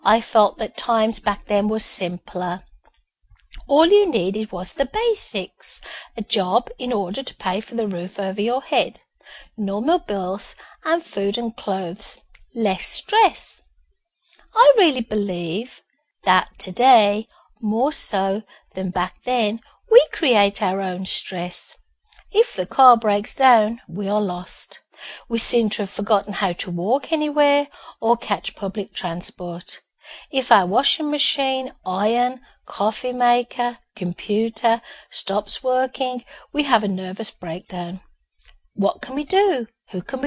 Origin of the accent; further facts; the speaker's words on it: Birmingham, West Midlands, United Kingdom; born in Birmingham, the UK, to parents who worked very hard and had moved to a new housing estate just after I was born